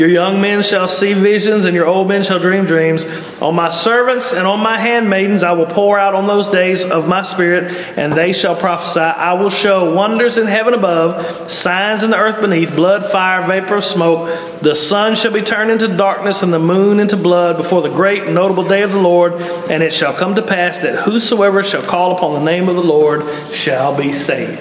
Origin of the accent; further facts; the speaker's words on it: the South, United States; accent: Southern; I have some kind of crazy Southern accent